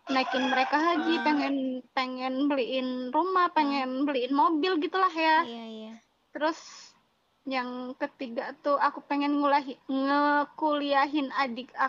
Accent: Java, Indonesia; aku sering aku kan orang Jawa nih

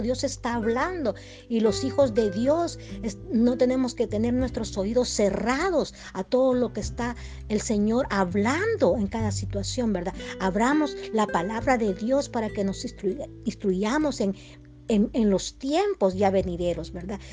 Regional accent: El Salvador; now in United States; yo soy salvadoreña, ¿verdad? Pero, pero resido en, en Estados Unidos, ¿verdad? más yo tengo que regresar a mi tierra

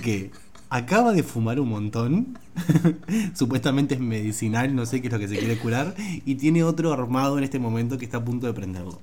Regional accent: Juan Lacaze, Colonia, Uruguay; also born or lived in Rivera; soy de Juan Lacase, departamento de Colonia.

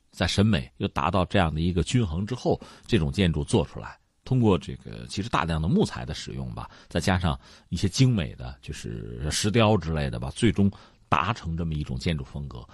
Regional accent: China; 我们中国人

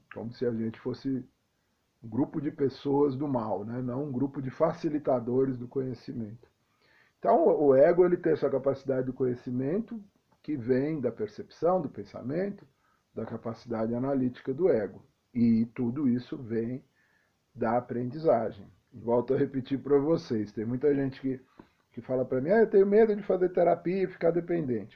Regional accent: São Paulo, Brazil; a minha infância em São Paulo foi interessante, porque eu sou de periferia

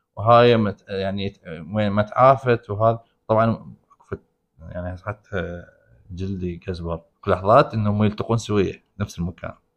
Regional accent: Iraq; احنا بال بالعراق

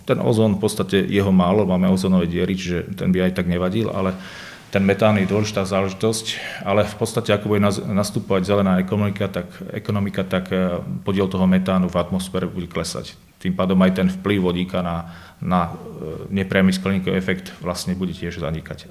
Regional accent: Banská Bystrica, Banská Bystrica Region, Slovakia; ja som z Banskej Bystrice, prídem sem z Banskej Bystrice

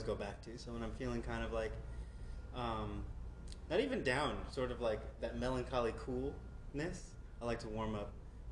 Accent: New York City, New York, United States; I grew up in Brooklyn, New York

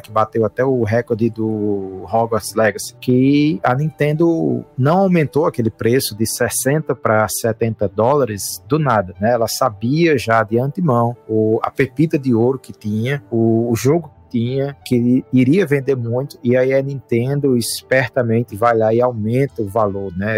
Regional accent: Brazil; nós somos brasileiros, a gente sabe a condição do nosso país

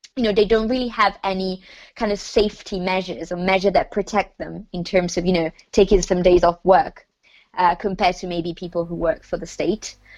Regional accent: Lombardy, Italy; moved away; I am from the north of Italy, which is the part that's been affected the most. So um, I come from Lombardy.

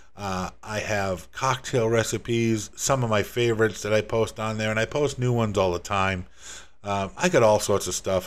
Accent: Northeast US, United States; moved away as an adult; also born or lived in Rhode Island / Massachusetts; now in Florida, United States; I'm originally from the Northeast, from Rhode Island in Massachusetts, and, uh, spent most of my life up there

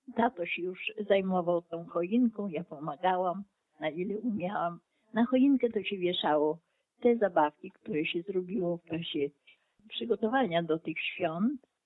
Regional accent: Ukraine; now in Oleśnica, Poland; Ja pochodzę z terenów wschodnich, obecnie Ukraina.

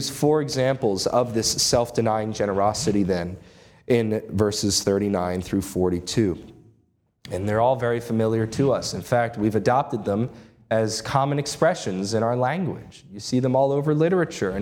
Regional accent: United States; As American citizens

